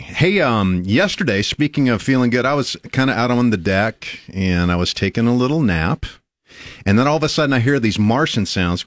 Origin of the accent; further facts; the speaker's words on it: Nebraska, United States; We're from Nebraska.